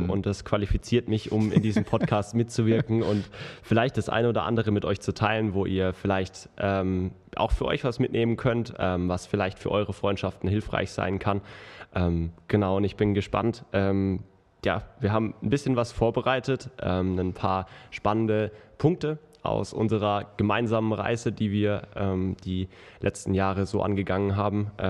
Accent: Baden-Württemberg, Germany; ich bin tatsächlich in dem Ort, wo ich herkomme, ähm, genauso Großraum Karlsruhe, ähm, sehr gut vernetzt

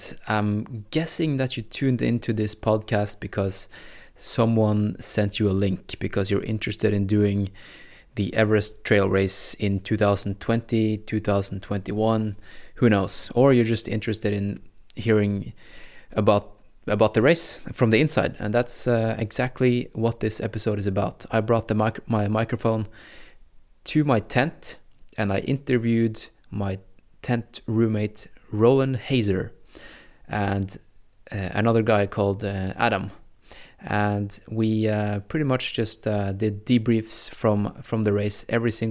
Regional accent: Norway; first language Norwegian; English is a second language; my native language, Norwegian

